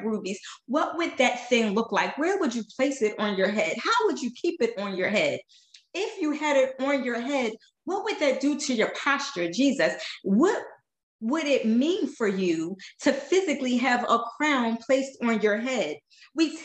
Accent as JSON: {"language": "English", "town": "Philadelphia", "region": "Pennsylvania", "country": "United States", "moved": "yes", "lives_now": "Florida, United States", "said": "I am from West Philadelphia"}